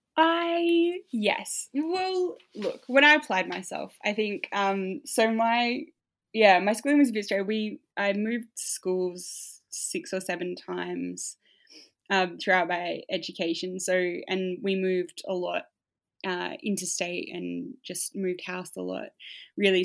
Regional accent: Tasmania, Australia; moved away as an adult; now in Melbourne, Australia; I grew up in Tasmania. I spent most of my formative years here

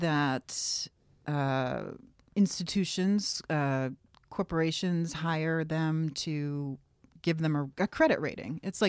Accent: Maine, United States; I was working in New York City at a restaurant and I finally got embarrassed that I was from Maine and I had never tasted shellfish.

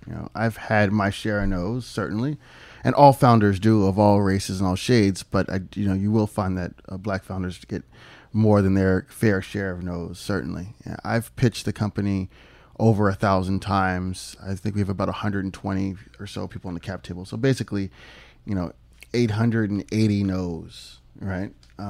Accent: Philadelphia, Pennsylvania, United States; also born or lived in Ohio; So I moved to Pennsylvania at about 6 months old and lived there almost all my life

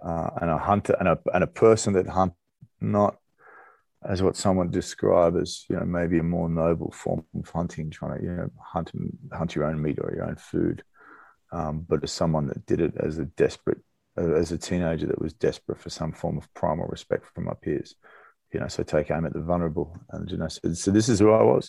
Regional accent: Australia; moved away as an adult; I grew up in Australia

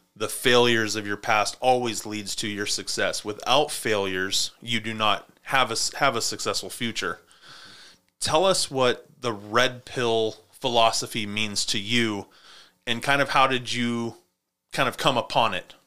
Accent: Montana, United States; I grew up in Montana where winters were winter.

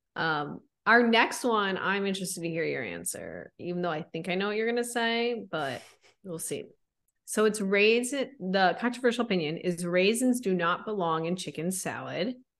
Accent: Chicago suburbs, Illinois, United States; I was raised in Chicago suburbs

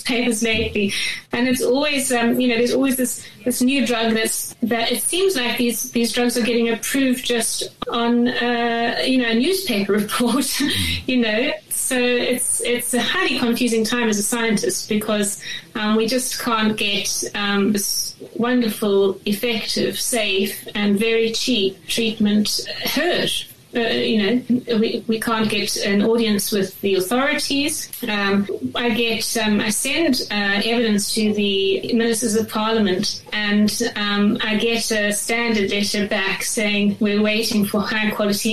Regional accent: Durban, KwaZulu-Natal, South Africa; moved away as an adult; also born or lived in Johannesburg, South Africa; now in United Kingdom; I grew up in Durban, and then I went to Joburg to study my undergrad degree

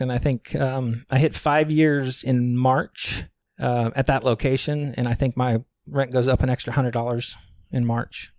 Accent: Galveston County, Texas, United States; moved away as an adult; now in Chiang Mai, Thailand; originally from Galveston County, Texas, you know, on Texas Gulf Coast. Um, born and raised there, grew up there

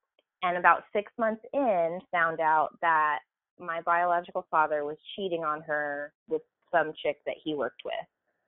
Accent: Arkansas, United States; born there; because the county that we're from in Arkansas, I was born in Arkansas, by the way

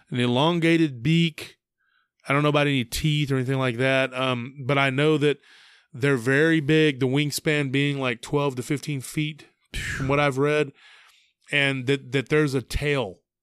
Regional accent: near Lake Granger, Texas, United States; near my hometown, near Lake Granger

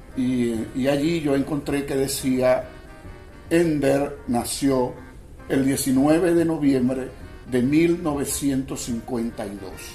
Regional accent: Machiques, Zulia, Venezuela; Yo soy de Machique, toda mi familia es de Machique y yo soy de Machique

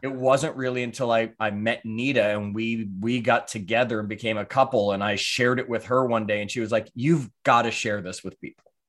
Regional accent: Toronto, Ontario, Canada; moved away as an adult; also born or lived in New York / Clearwater, Florida; I was born in New York, raised in Toronto, actually, when my parents divorced.

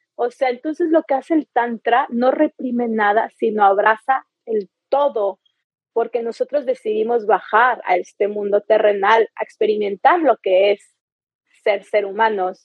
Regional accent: Chihuahua, Mexico; now in Playa del Carmen, Mexico; Yo soy mexicana, nací en Chihuahua, en el norte y aquí es mi base

